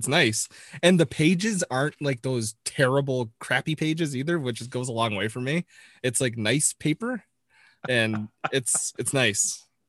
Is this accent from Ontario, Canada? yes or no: yes; Toronto, Ontario, Canada; It was incredible as a kid, like growing up around Toronto and being fortunate enough to go see a lot of games.